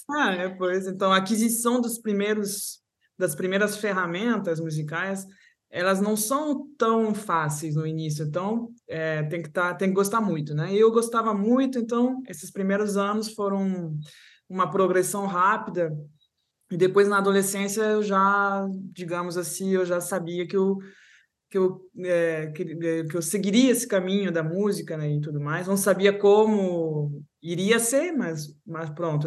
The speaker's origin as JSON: {"language": "Portuguese", "town": "Paris", "region": "Île-de-France", "country": "France", "tie": "born or raised there", "also_born_or_lived": "Rio de Janeiro, Brazil", "accent": "Brazilian Portuguese", "moved": "as an adult", "said": "meu pai é, era francês, então fomos para Paris, né, a cidade dele. Cheguei então em Paris com três anos, até menos, dois anos e pouco"}